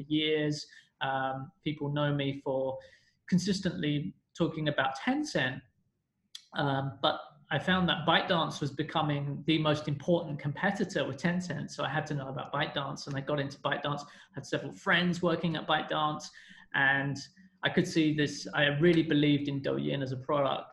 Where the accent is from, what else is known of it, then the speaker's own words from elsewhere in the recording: London, United Kingdom; moved away as an adult; now in China; I'm from London. I'm British.